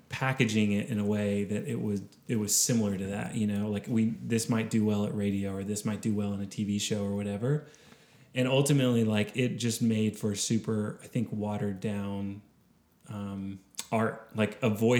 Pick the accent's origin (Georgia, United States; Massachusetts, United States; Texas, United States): Texas, United States; Austin; I grew up in Austin. I'm a hometown kid